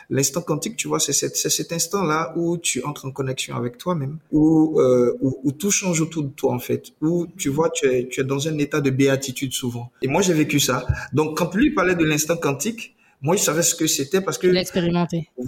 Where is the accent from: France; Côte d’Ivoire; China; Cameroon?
Côte d’Ivoire; moved away as an adult; now in Benin; je nais de parents béninois qui sont expatriés en Côte d'Ivoire. Je suis ivoirien. Euh, voilà, donc euh, bah, je, je, fais mon cursus euh, primaire et secondaire en Côte d'Ivoire.